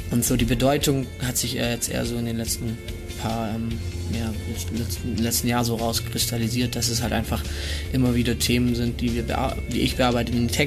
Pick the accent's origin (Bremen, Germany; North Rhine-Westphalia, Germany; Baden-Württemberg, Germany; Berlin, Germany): Baden-Württemberg, Germany; Ravensburg; Äh, wir kommen aus Ravensburg, das liegt am Bodensee in Süddeutschland und da kommen wir her.